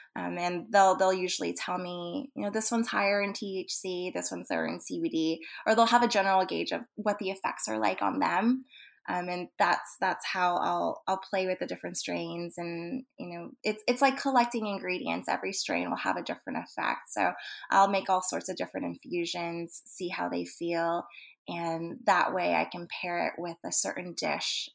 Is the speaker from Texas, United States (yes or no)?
yes; Texas, United States; I was born in Texas, so I'm a second generation Asian American.